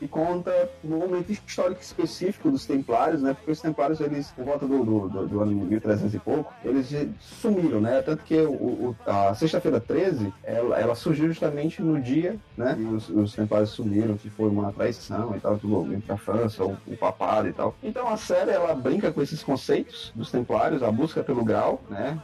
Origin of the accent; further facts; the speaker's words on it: Brazil; a gente é brasileiro na política